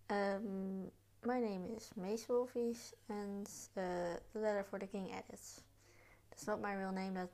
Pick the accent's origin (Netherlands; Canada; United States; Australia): Netherlands; I am from the Netherlands and I'm 14 years old. Um, I am in the eighth grade